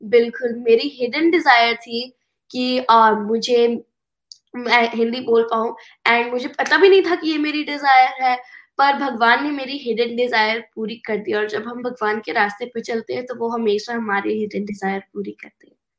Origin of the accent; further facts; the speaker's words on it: United States; Hindi is a second language; also born or lived in India; I was born in India yes पर मैं US में at the age of one and half I move here and तो मैं यहाँ पे इंग्लिश सीखी